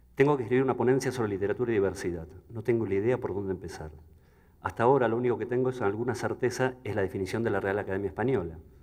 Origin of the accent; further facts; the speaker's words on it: Buenos Aires, Argentina; Soy hijo de la Escuela Pública Argentina